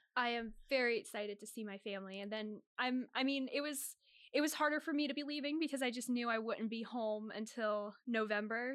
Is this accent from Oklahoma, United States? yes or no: no; Northern Virginia, United States; moved away as an adult; now in Boston, United States; I'm from Northern Virginia, about twenty minutes outside of Washington, D C